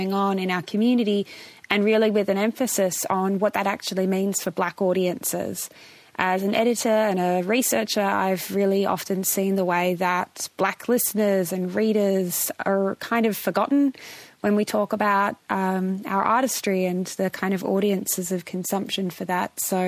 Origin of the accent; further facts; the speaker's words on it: New South Wales, Australia; I'm a Bundjalung girl, but I was born and raised in Darug country, and now I live in Wurundjeri country in Nam.